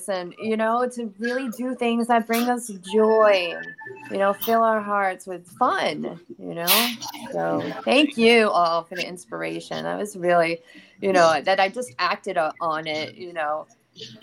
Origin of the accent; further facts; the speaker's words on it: New York City, New York, United States; now in Florida, United States; Currently, I'm in Florida, but I'm from New York, Brooklyn.